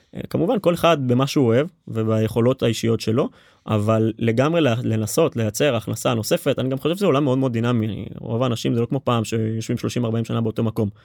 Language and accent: Hebrew; Rishon LeZion, Central District, Israel; אני ממערב ראשון. גדלתי בקריית גנים